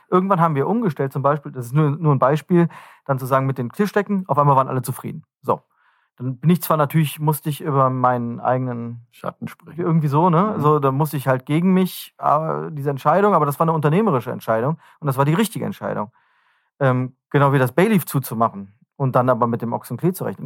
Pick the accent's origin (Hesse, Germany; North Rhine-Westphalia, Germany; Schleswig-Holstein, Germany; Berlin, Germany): North Rhine-Westphalia, Germany; wenn wir uns mal als äh, Rheinländer bezeichnen